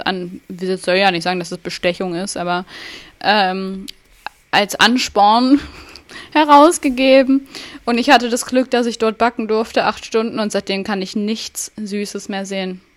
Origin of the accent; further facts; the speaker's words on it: Thuringia, Germany; ich komme auch aus Thüringen